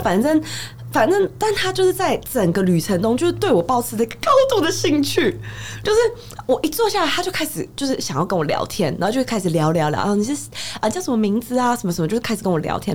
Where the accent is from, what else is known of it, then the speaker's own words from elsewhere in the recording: Taiwan; 我们台湾人真的很客气